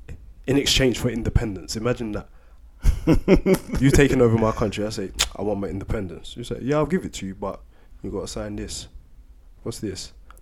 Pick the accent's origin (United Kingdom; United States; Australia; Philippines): United Kingdom; also born or lived in Sierra Leone; I was born in Sierra Leone anyway. Exactly. But despite that, like, all my life, my childhood, and my adult life has been spent here. Like, I came over here when I was one.